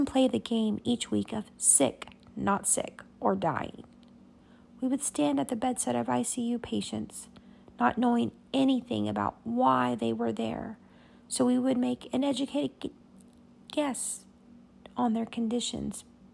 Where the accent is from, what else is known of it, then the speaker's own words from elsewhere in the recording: Abilene, Texas, United States; also born or lived in San Angelo, Texas; The neurosurgeons back in my hometown had offered for me to come back to Abilene